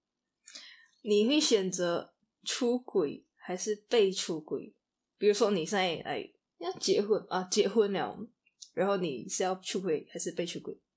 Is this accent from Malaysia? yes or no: yes; Kuching, Sarawak, Malaysia; 我会选择古之影也是，对啊。因为家里就最舒服啊。朋友也在这里啊，家人也在这里